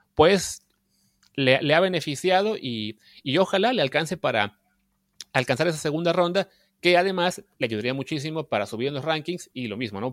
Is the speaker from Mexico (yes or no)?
yes; Mexico; como mexicanos